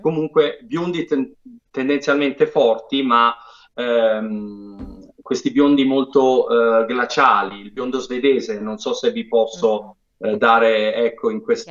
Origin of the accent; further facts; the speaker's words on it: Apulia, Italy; io come Bianca Guacero sono pugliese